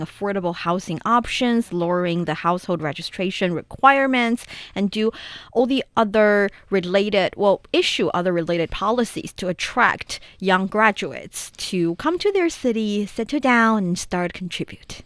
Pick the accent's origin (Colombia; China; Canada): China; moved away; my hometown. Taiwan